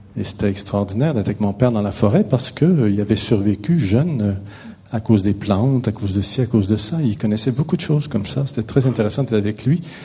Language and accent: French; Quebec, Canada; je suis québécois, je viens du Québec, ça doit s'entendre un petit peu